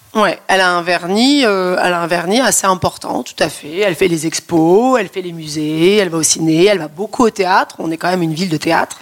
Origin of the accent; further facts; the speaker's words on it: Paris, Île-de-France, France; je suis parisienne, parce que j'habite à Paris